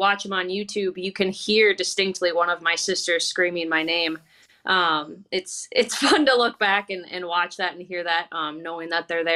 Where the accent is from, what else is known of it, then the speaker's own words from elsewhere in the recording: Sioux Falls, South Dakota, United States; make my pro debut in my hometown, in front of my hometown crowd